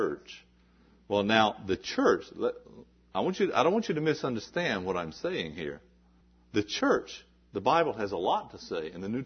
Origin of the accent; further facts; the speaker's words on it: the South, United States; I was raised in the South, and I heard people talk like this.